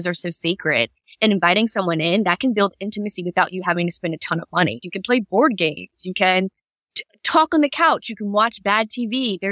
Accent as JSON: {"language": "English", "town": "Virginia Beach", "region": "Virginia", "country": "United States", "tie": "born or raised there", "said": "I grew up in Virginia Beach, Virginia"}